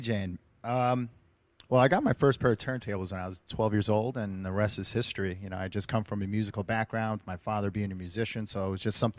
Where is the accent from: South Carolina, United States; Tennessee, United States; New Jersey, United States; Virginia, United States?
New Jersey, United States; also born or lived in Queens, New York; I was born in Queens, but then I moved to New Jersey, and that's pretty much where I reside